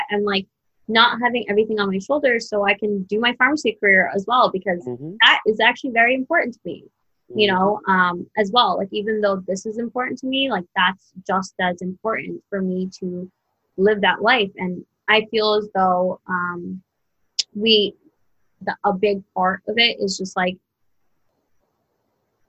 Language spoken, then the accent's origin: English; New Jersey, United States; moved away; also born or lived in Brooklyn; I grew up in New Jersey